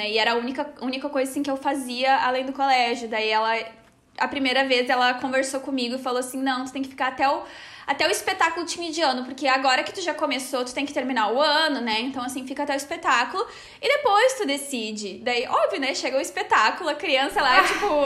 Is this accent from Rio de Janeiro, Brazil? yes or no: no; São Paulo, Brazil; Eu sou de São Paulo